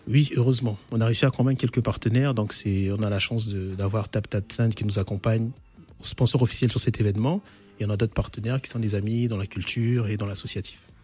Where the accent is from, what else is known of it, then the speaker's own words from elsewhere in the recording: Republic of the Congo; moved away; notre pays d'origine